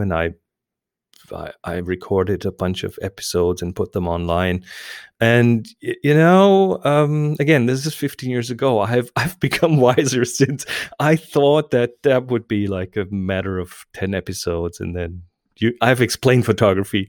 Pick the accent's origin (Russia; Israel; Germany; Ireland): Germany; English is a second language; I'm German